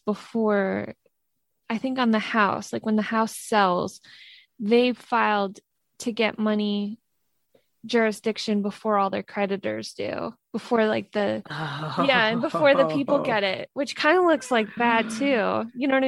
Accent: New York, United States; moved away; I'm originally from New York.

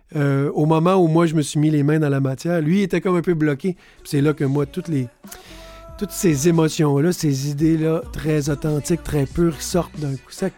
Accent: Sept-Îles, Quebec, Canada; now in Montreal, Canada; Je viens de Sept-Îles, sur la côte nord, fils d'un nord-côtier aussi de Havre-Saint-Pierre et d'une mère gaspésienne de Petite-Vallée. Mais j'habite depuis beaucoup trop longtemps à Montréal

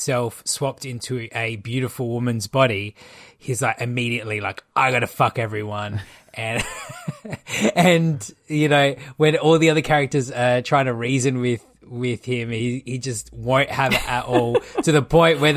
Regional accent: Malta; I'm Maltese

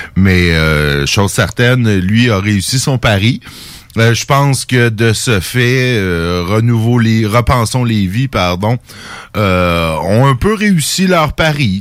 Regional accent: Saint-Jérôme, Quebec, Canada; mon patelin natal de Saint-Jérôme

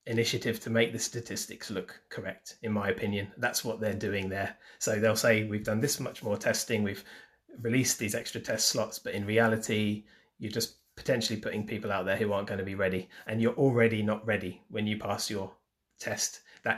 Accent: United Kingdom; we're British

